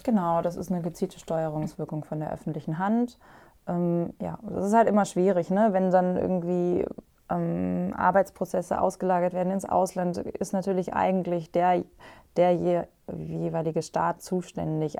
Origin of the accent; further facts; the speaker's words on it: Germany; bei uns in Deutschland